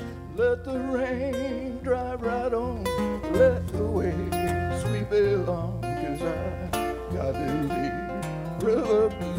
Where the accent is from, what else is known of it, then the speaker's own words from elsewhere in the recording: Alabama, United States; You may have noticed I'm from Alabama.